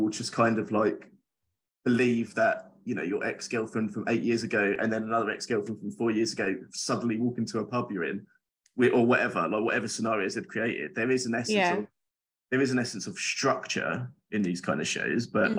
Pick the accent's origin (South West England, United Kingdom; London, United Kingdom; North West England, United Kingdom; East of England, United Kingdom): East of England, United Kingdom; Essex; I'm from Essex